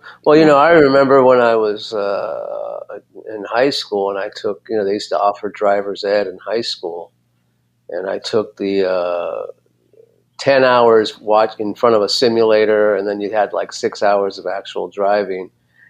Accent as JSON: {"language": "English", "town": "Los Angeles", "region": "California", "country": "United States", "tie": "born or raised there", "said": "I grew up in Los Angeles, where you have to be aggressive and stuff like that."}